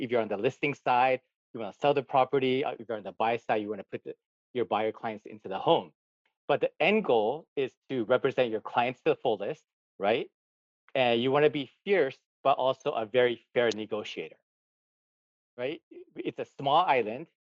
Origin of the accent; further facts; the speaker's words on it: Gardena, California, United States; moved away as an adult; also born or lived in Tokyo, Japan; now in Hawaii, United States; I was actually born in Tokyo, Japan. I grew up in Gardena, California.